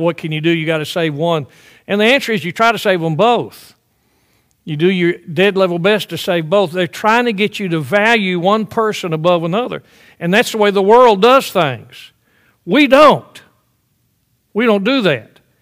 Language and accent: English; the South, United States; I grew up in the South.